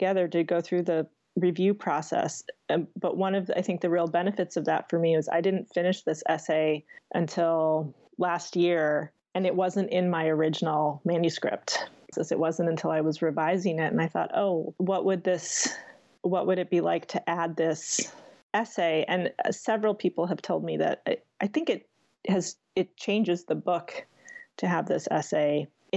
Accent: United States; I'm American. I'm South Asian American.

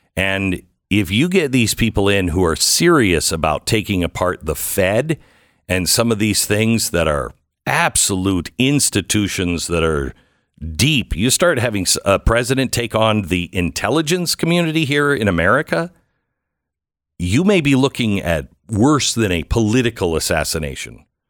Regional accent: Pacific Northwest, United States; I'm from the Pacific Northwest

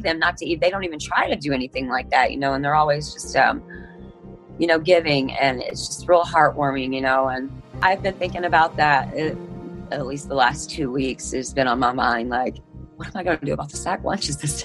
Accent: Elkhart, Indiana, United States; I'm 34 years old, and I'm from Elkhart, Indiana

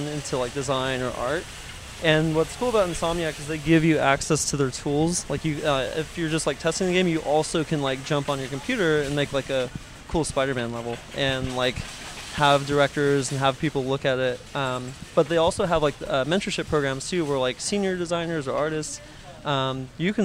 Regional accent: Pasadena, California, United States; I've lived in Pasadena pretty much my whole life.

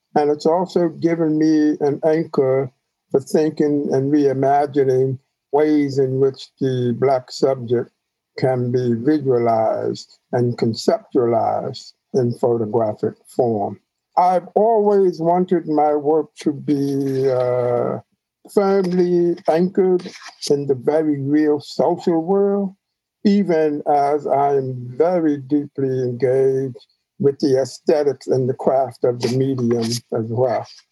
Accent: New York City, New York, United States; the church that I grew up in in Queens

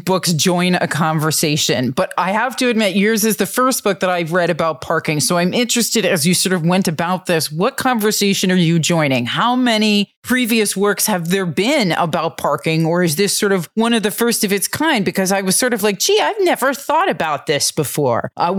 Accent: Minneapolis, Minnesota, United States; Now, I'm from Minneapolis, so when it's cold, that 1 mile can feel like, oh, about 55.

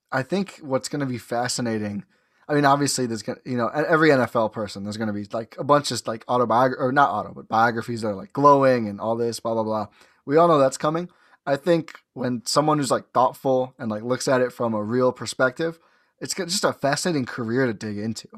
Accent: Milwaukee, Wisconsin, United States; also born or lived in Oshkosh, Wisconsin; born and raised in Milwaukee, went to Oshkosh for college

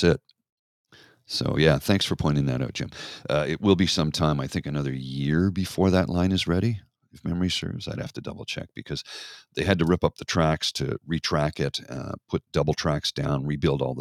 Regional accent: Canada; I'm Canadian.

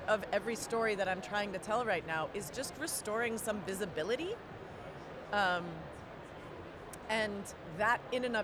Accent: Hawaii, United States; moved away; I grew up in Hawaii

